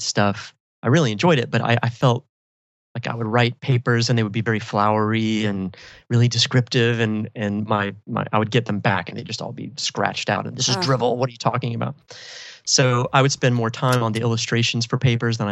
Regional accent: Myrtle Beach, South Carolina, United States; moved away as an adult; also born or lived in San Francisco; I'm a South Carolina born and bred boy. I'm actually from Myrtle Beach, so it's kind of not the real South Carolina

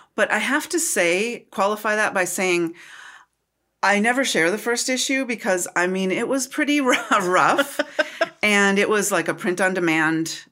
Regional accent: United States; also born or lived in Minnesota; I'm from Wisconsin and Minnesota.

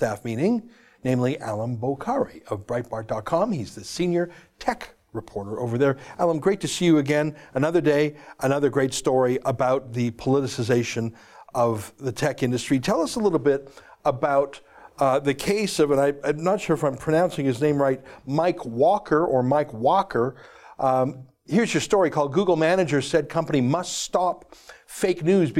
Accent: Canada; we're from Canada

